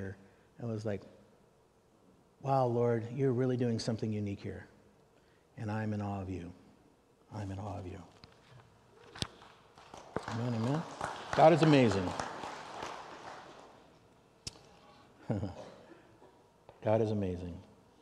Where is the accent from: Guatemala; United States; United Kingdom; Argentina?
United States; I'm an American